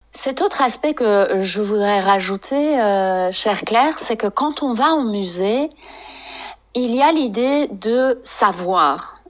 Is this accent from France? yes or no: yes; France; also born or lived in Iran; j'ai d'origine iranienne, mais j'ai grandi en France